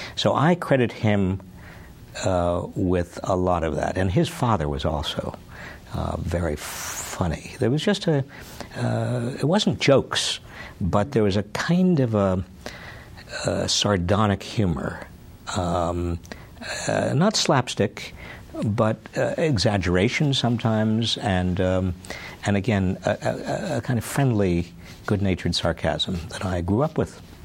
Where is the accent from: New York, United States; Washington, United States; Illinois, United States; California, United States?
New York, United States; South Salem; also born or lived in Scranton, Pennsylvania; I was born in Scranton, Pennsylvania. Uh, I was raised in uh, South Salem, New York, a little town uh, about 60 miles north of New York City